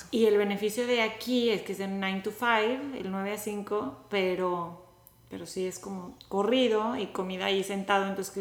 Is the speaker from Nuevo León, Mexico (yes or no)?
yes; Monterrey, Nuevo León, Mexico; now in The Woodlands, United States; de Monterrey, México, a The Woodlands